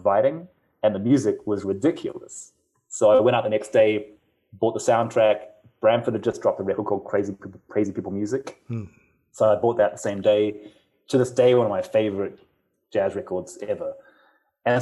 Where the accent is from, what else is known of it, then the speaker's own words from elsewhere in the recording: Auckland, New Zealand; moved away as an adult; now in Los Angeles, United States; I grew up in New Zealand